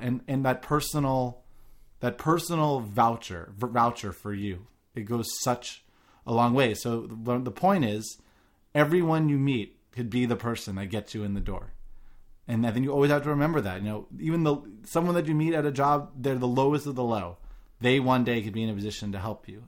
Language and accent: English; New York, United States; I grew up in New York